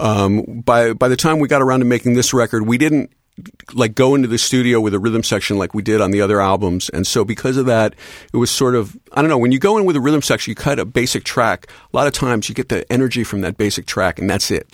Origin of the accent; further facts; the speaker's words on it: Philadelphia, Pennsylvania, United States; growing up in Philadelphia.